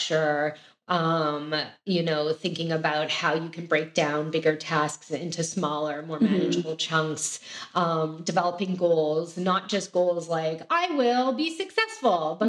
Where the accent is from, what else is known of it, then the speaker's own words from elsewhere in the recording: Canada; now in United States; I'm also originally from Canada